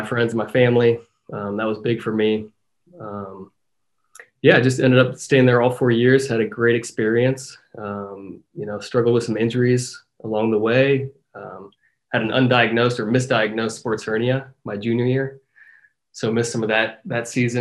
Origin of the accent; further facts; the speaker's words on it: Centerville, Ohio, United States; moved away; growing up playing soccer in Ohio. I mean, that was before academies and all that stuff, right? So playing for my little hometown soccer club, Centerville Galaxies